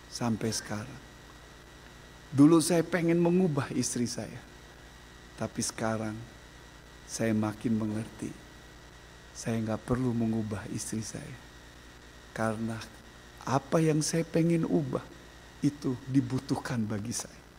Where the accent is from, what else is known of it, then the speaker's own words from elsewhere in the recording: Lampung, Indonesia; Saya orang Lampung, istri latar belakang keluarga yang lemah lembut.